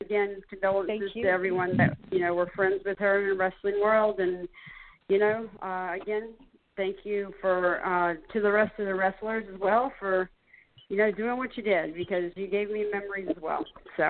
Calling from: Charleston, South Carolina, United States; I'm calling from Charleston, South Carolina.

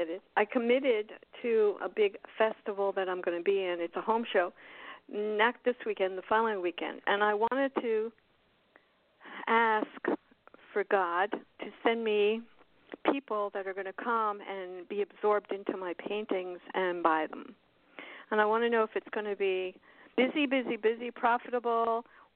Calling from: Florida, United States

